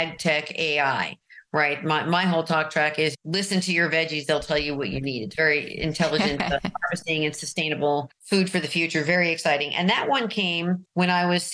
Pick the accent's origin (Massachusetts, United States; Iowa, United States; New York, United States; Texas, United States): New York, United States; New York City; moved away as an adult; also born or lived in Marin, California; now in California, United States; I'm from Manhattan